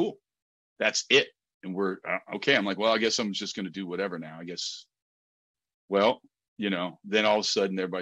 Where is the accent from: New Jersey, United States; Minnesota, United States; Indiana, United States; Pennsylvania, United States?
New Jersey, United States; I was from Jersey